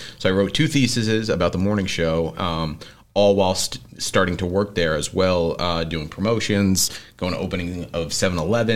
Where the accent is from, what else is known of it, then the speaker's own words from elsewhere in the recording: New York City, New York, United States; moved away as an adult; now in Westfield, United States; I grew up with the Lou's brother in Staten Island